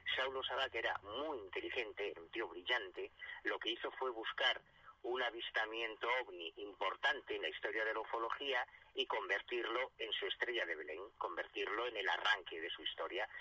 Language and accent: Spanish; Galicia, Spain; yo soy gallego, yo vivo en Galicia